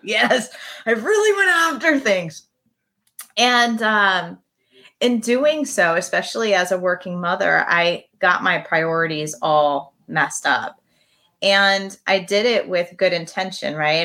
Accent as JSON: {"language": "English", "region": "Midwest", "country": "United States", "said": "I come from the Midwest"}